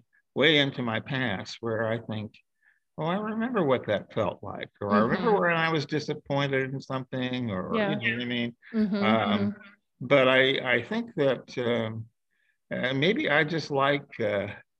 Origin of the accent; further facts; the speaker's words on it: Dayton, Ohio, United States; moved away as an adult; also born or lived in Cherry Point, North Carolina / Los Angeles, California; We moved up to Ohio to Dayton, Ohio, which is where I was raised